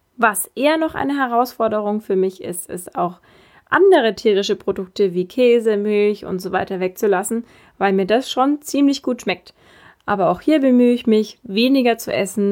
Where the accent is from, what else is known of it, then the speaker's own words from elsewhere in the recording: Bavaria, Germany; bei uns in Bayern